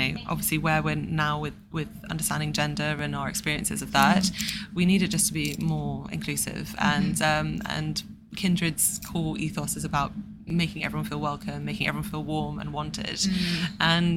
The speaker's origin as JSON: {"language": "English", "area": "Somerset", "region": "South West England", "country": "United Kingdom", "tie": "born or raised there", "moved": "yes", "lives_now": "London, United Kingdom", "said": "I grew up in Somerset"}